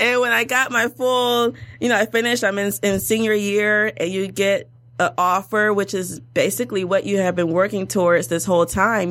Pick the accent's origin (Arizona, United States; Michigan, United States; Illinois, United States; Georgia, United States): Michigan, United States; Detroit; also born or lived in Washington, D.C.; I'm a, from Detroit, born and raised in Detroit